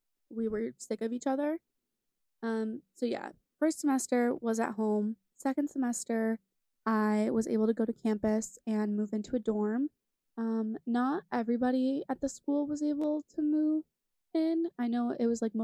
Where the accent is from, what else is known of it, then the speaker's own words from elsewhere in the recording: New York, United States; I'm from New York